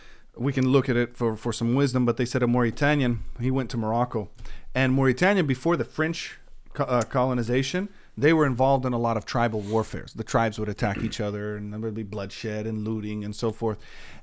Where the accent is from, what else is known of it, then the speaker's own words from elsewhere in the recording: Jordan; now in United States; I want to see safety and security in my nation of America, in my home country of Jordan.